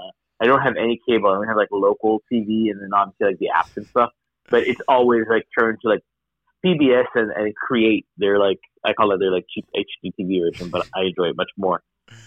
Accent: Miami, Florida, United States; But you know, I growing up in Miami, in Florida, in this kind of household, it didn't seem to be something that I could

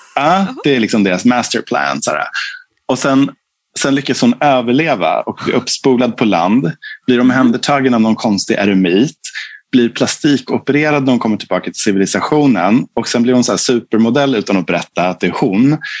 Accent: Fagersta, Västmanland, Sweden; now in Stockholm, Sweden; jag kommer från Fagersta, en liten stad i Bergslagen. Liksom, och vi var ju medelklass där.

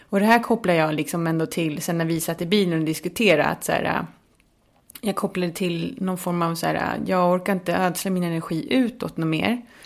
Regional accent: Märsta, Stockholm County, Sweden; born or raised there; moved away as an adult; also born or lived in Chile / Södermalm, Stockholm; now in Malmö, Sweden

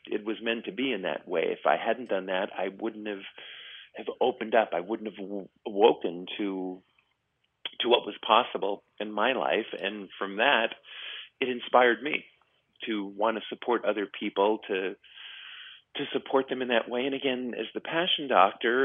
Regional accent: New York, United States; now in California, United States; I grew up in New York

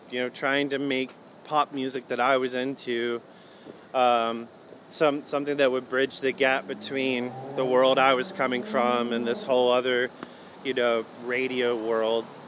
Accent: Hickory, North Carolina, United States; also born or lived in Eden, North Carolina / Winston-Salem, North Carolina; then we moved to Hickory where I grew up

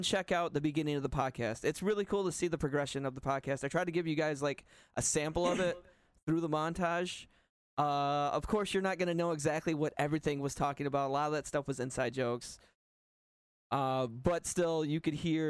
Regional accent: United States; I'm American

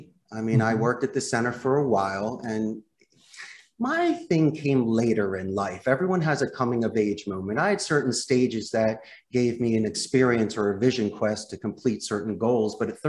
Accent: Philadelphia, Pennsylvania, United States; moved away as an adult; also born or lived in Arizona / Costa Rica; When I was growing up in Northeast Philadelphia

